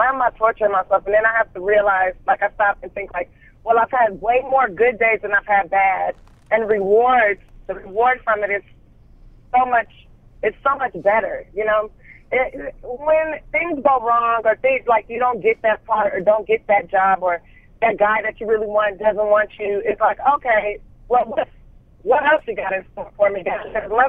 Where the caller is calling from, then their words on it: Los Angeles, California, United States; I'm in Los Angeles, darling.